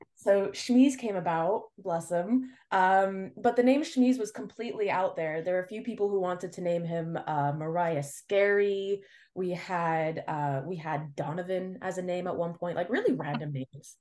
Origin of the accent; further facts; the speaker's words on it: Montreal, Quebec, Canada; I was born and raised in Montreal